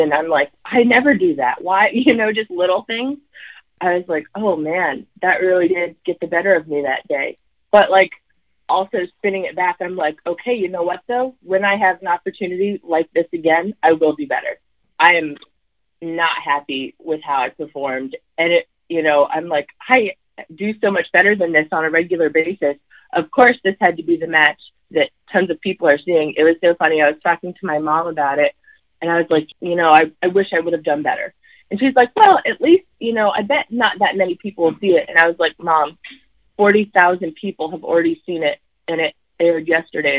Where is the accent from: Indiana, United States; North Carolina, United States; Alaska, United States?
Alaska, United States; I was born in Alaska, and being Alaskan and from the North is really just part of my life